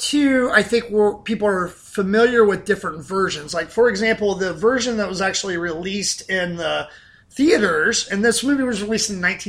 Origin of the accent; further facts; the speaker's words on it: Southern Ohio, United States; I grew up in Southern Ohio